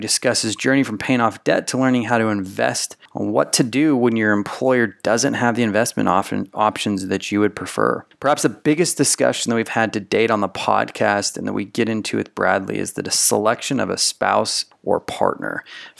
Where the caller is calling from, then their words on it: Philippines; English is a second language; I'm from the Philippines and my family never talk about money.